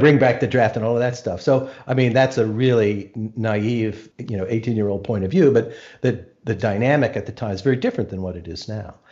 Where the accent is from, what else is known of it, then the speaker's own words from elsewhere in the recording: Arlington, Virginia, United States; I grew up in Arlington